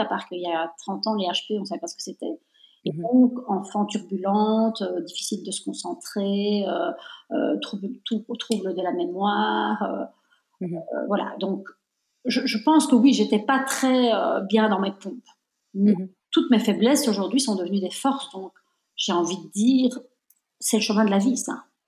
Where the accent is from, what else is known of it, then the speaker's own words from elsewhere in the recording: Belgium; Moi, je suis née en Belgique, mais je suis de nationalité italienne